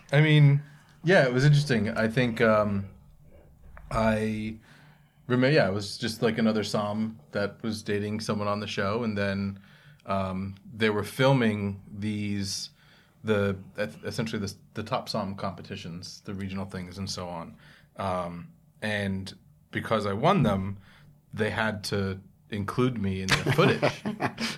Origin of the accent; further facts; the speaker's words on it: Monroe, New Jersey, United States; moved away; also born or lived in Morristown, New Jersey / Bayonne, New Jersey; my parents moved down to Monroe.